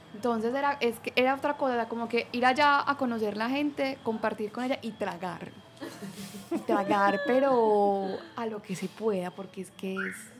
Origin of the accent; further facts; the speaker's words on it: Colombia; yo pues soy colombiana y trabajaba desde Bali